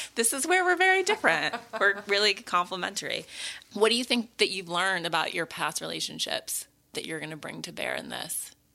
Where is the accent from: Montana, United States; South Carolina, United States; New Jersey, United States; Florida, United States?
Montana, United States; growing up in Montana